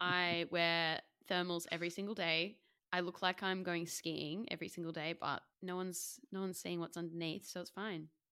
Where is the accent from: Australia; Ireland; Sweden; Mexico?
Australia; moved away; I'm Australian